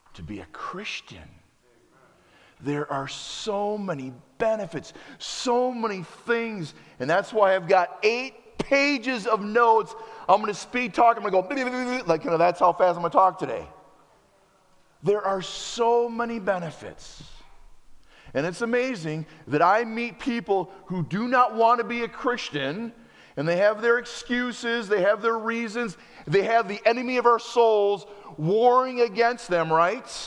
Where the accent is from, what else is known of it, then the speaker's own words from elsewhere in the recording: United States; also born or lived in Wisconsin; As an American